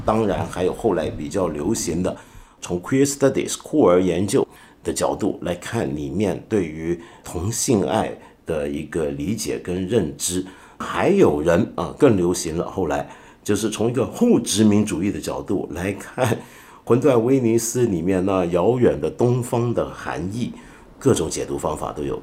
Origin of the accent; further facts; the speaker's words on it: China; 我们中国人都知道姜太公， 都知道哪吒的故事